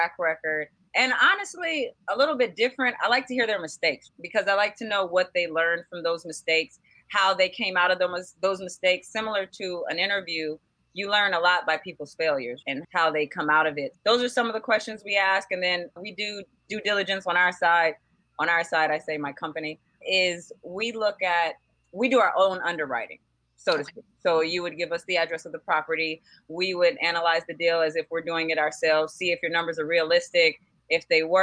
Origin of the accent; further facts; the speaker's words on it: Berkeley, California, United States; now in Los Angeles, United States; I'm originally from Berkeley, California. I lived in Berkeley, California for about 18 years